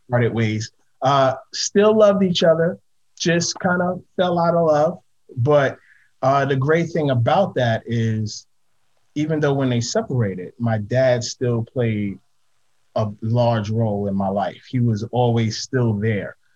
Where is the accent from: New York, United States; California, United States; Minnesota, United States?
New York, United States; New York City; I grew up in Harlem